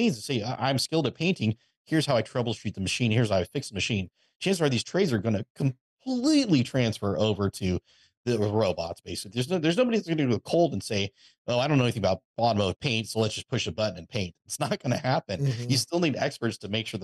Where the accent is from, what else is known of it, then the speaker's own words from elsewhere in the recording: Napa, California, United States; also born or lived in Texas; I was born and raised in Napa, California